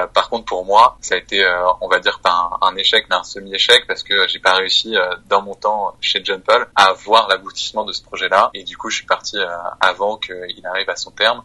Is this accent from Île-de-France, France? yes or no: no; Auvergne-Rhône-Alpes, France; moved away as an adult; also born or lived in Seine-Saint-Denis / Menton / Lyon; now in Paris, France; je suis né dans le 93. Mhm. mes deux parents sont policiers. Après, on a habité quelques temps à Menton. Ensuite, j'ai grandi en Auvergne